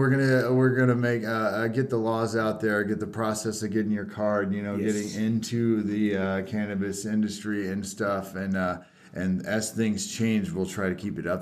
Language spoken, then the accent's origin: English; Indiana, United States; moved away as an adult; now in Oklahoma, United States; I'm originally from Indiana, born and raised Hoosier, transplanted to Oklahoma